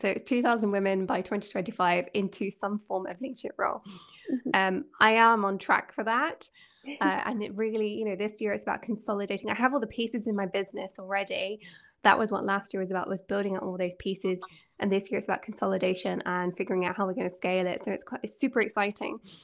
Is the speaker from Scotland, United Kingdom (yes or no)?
yes; Scotland, United Kingdom; I'm a Scot and I love living here